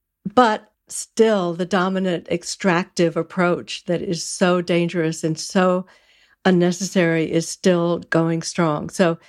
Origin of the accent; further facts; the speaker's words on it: Texas, United States; I grew up in Texas, cowtown, right?